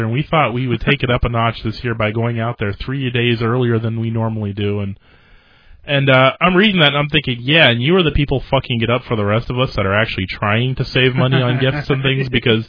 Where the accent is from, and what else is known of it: St. Petersburg, Florida, United States; born or raised there